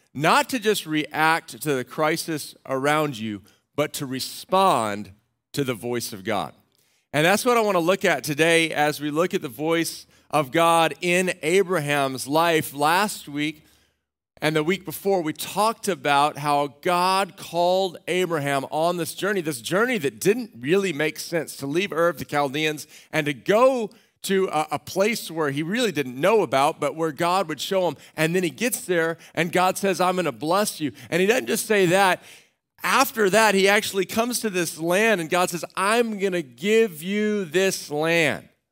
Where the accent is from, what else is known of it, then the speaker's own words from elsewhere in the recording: Austin, Texas, United States; I grew up in Austin, Texas